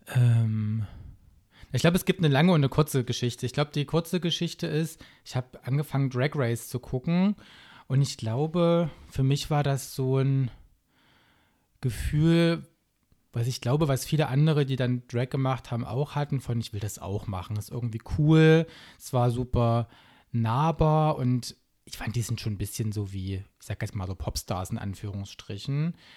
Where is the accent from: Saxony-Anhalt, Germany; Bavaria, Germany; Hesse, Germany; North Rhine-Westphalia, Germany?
Saxony-Anhalt, Germany; also born or lived in Baltic Sea coast; now in Leipzig, Germany; ich bin in Sachsen-Anhalt aufgewachsen und habe ein bisschen an der Ostsee gewohnt, ein paar Jahre